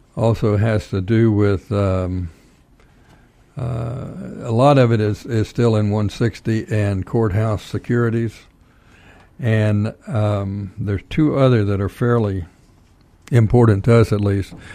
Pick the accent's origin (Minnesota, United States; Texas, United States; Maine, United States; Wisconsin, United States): Texas, United States; now in Georgia, United States; I'm from Texas